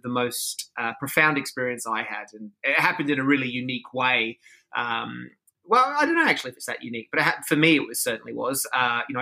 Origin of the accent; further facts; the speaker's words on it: Sydney, New South Wales, Australia; now in Los Angeles, United States; I am from Australia. I'm from Sydney.